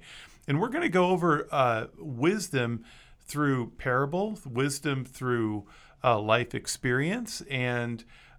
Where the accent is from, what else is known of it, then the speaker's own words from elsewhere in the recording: Osawatomie, Kansas, United States; also born or lived in Paola, Kansas; Did you know I grew up in Osawatomie?